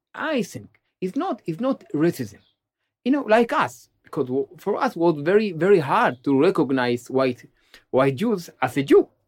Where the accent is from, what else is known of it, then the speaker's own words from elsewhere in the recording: Ethiopia; now in Israel; I was born in Ethiopia, and I remember my grandfather He used to sit with us under a shady tree in our village